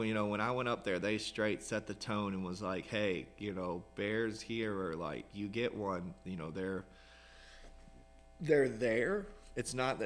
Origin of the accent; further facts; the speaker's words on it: Western Virginia, United States; now in Florida, United States; I grew up in Western Virginia. We used to bear hunt with dogs growing up